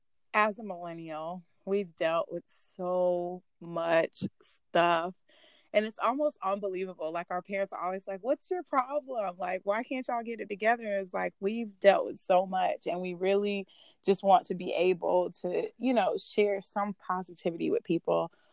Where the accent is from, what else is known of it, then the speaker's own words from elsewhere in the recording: Augusta, Georgia, United States; born there; But at the same time, I'm Hispanic, but I was born in Augusta, Georgia. I'm also a military brat, so I've been everywhere.